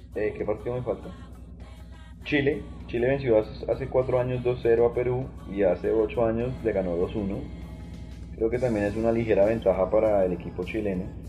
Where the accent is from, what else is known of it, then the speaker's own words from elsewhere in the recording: Colombia; no me representa como colombiano